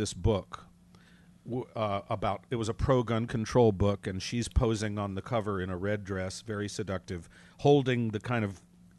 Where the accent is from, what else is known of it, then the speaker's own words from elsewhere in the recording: North Carolina, United States; now in New York City, United States; that's where I'm from.